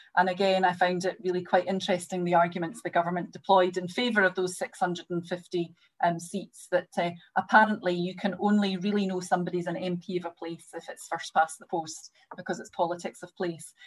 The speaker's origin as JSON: {"language": "English", "town": "Greenock", "region": "Scotland", "country": "United Kingdom", "tie": "born or raised there", "said": "David and I have things in common in that we're both from Greenock"}